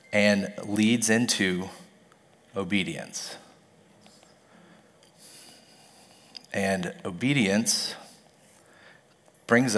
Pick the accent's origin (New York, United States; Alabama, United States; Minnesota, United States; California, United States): Alabama, United States; Mobile; I was born in Mobile, Alabama, and I went to Charles Simpson's church for as long as I can remember